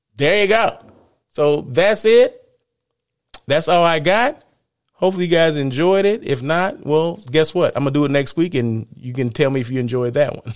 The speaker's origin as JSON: {"language": "English", "town": "Blythe", "region": "California", "country": "United States", "tie": "born or raised there", "moved": "yes", "said": "I was in Blythe, my hometown"}